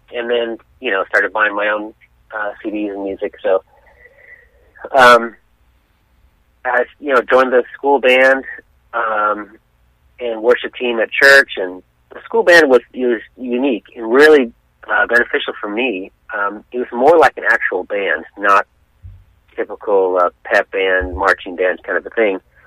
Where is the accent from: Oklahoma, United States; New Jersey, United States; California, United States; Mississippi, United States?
California, United States; San Diego; I'm from San Diego, born and raised there